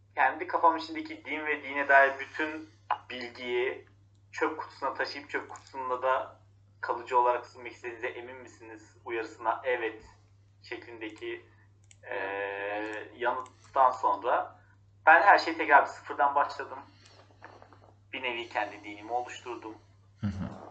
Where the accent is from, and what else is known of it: Turkey